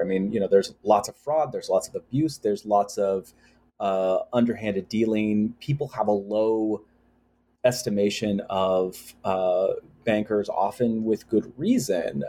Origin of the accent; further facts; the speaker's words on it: United States; growing up in the United States